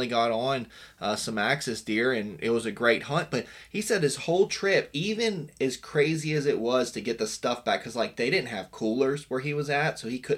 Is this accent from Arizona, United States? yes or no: no; West Virginia, United States; I'm old school. I'm from Western Virginia. I didn't even get my first cell phone until I was like 25. I'm 32 now.